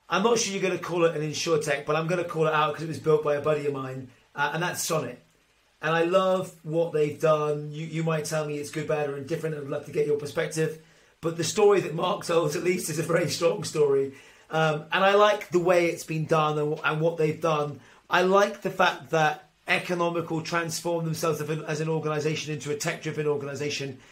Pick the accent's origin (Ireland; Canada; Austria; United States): Ireland; As an Irishman